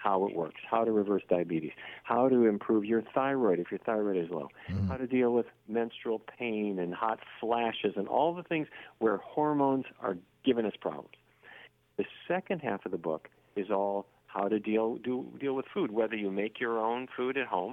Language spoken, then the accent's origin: English; Fargo, North Dakota, United States; I grew up in Fargo, North Dakota, which is the land of roast beef